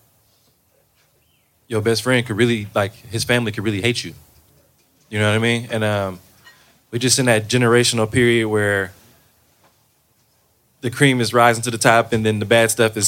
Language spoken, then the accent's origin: English; Oakland, California, United States; I'm from Brookfield